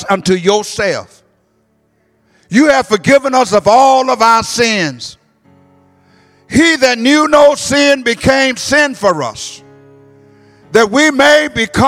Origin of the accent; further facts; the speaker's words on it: Detroit, Michigan, United States; I'm from Detroit